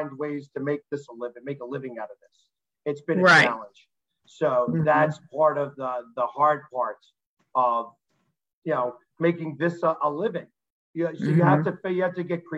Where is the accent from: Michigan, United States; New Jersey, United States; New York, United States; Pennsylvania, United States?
Pennsylvania, United States; Delaware County, Philadelphia area; also born or lived in Overbrook, Philadelphia; I've lived in Delco since I was 4 years old